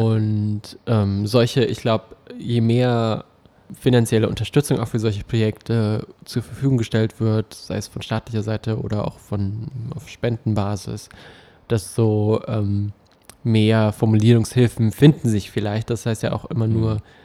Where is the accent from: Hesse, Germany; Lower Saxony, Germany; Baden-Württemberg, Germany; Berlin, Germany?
Berlin, Germany; für uns Berliner